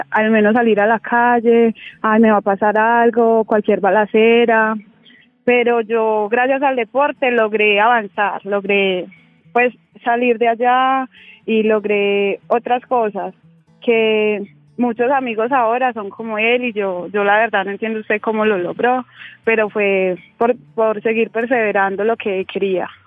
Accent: Medellín, Antioquia, Colombia; also born or lived in Quibdó; Yo nací en Quibdó, Chocó. Eh, yo tengo siete hermanos más. No soy hija única. Eh, pues mis papás se vinieron a pues acá a Medellín y desde entonces vivo en Medellín.

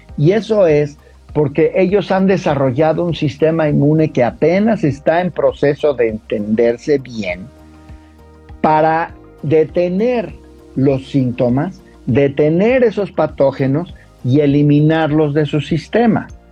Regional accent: Mexico; yo como mexicano

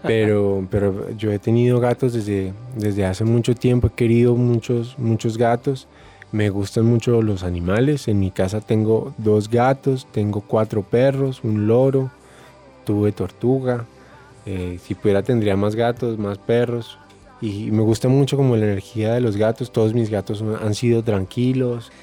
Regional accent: Bogotá, Colombia; Yo crecí en, en Bogotá, en un barrio del occidente que se llama Modelia

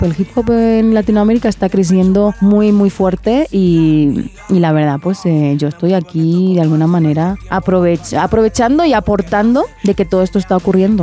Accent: Barcelona, Catalonia, Spain; also born or lived in Dominican Republic; soy nacida en República Dominicana, criada en España, Barcelona Barcelona concretamente

